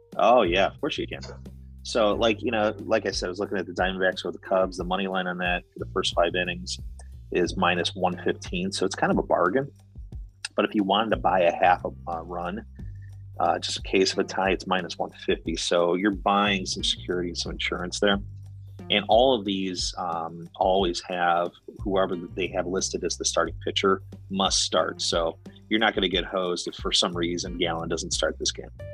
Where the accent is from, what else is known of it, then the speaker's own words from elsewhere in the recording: United States; I'm American.